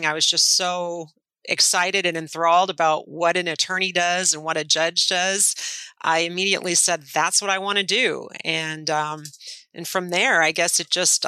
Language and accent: English; Kiel, Wisconsin, United States; I was born in Keel, Wisconsin. It's a real small town, less than 3,000, halfway between Milwaukee and Green Bay